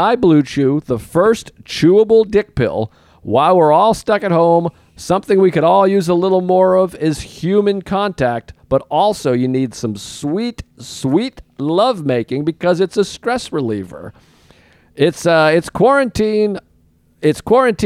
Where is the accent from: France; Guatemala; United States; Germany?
United States; Boston, Massachusetts; I'm from Boston